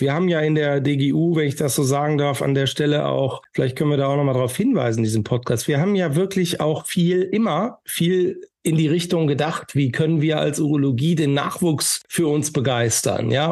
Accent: Northern Germany, Germany; ich bin aus dem Norden

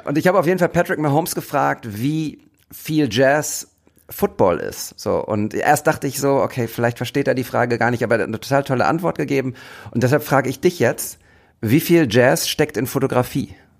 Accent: Bochum, North Rhine-Westphalia, Germany; aus der ich auch komme. Bochumer Junge

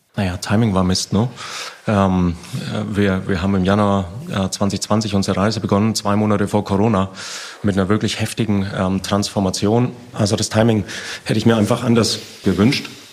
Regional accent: Bavaria, Germany; komme aus dem Süden, bin aus Bayern.

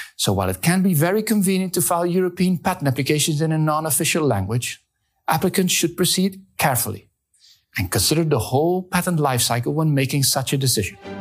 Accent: Spain; my home country, Spain.

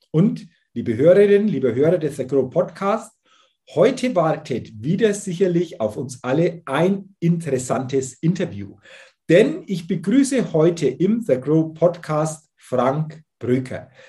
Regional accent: Southern Germany, Germany; Aber du siehst mir es nach, als, als Süddeutscher

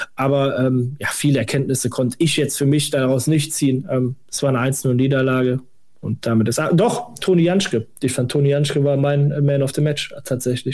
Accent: Westerwald, Rhineland-Palatinate, Germany; now in Berlin, Germany; ich komme gebürtig aus dem Westerwald

